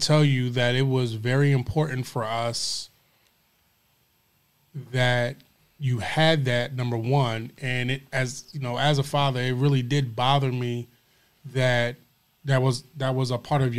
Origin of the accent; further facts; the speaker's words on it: Philadelphia, Pennsylvania, United States; moved away; we're originally from Philadelphia